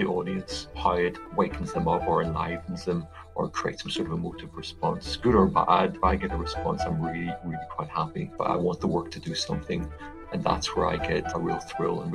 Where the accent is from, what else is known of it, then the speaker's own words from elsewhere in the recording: Belfast, Northern Ireland, United Kingdom; moved away as an adult; I grew up in Belfast, in the east of the city, in a sort of typical working class sort of Protestant area